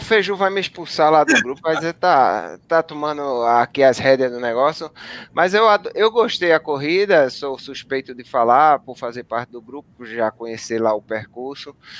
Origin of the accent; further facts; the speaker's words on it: Paulista, Pernambuco, Brazil; Eu, eu morei a vida toda no Janga, conheço demais o Tururu